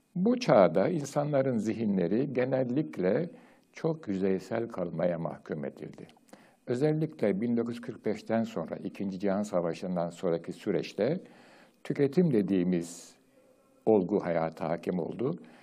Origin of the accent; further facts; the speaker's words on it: Turkey; Türkiye'de doğdum, büyüdüm, yaşadım